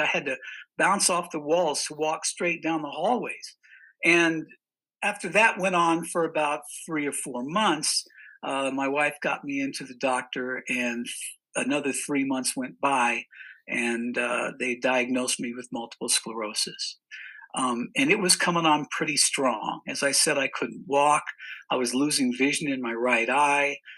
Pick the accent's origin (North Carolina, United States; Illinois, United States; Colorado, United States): Colorado, United States; Cañon City; moved away as an adult; come back to my home state, Colorado, and come back to my hometown, which is Canyon City, Colorado, a very small town in the southern part of the state.